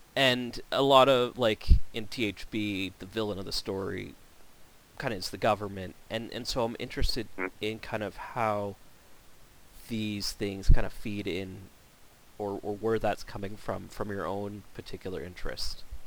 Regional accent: Canada; being Canadian

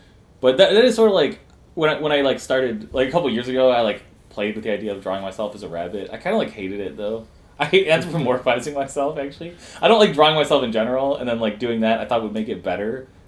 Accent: Dearborn, Michigan, United States; also born or lived in Ferndale, Michigan; where I grew up in Dearborn, it was, like, a 15-minute drive or so from Detroit. It was pretty close. It's all, like, the Metro Detroit area

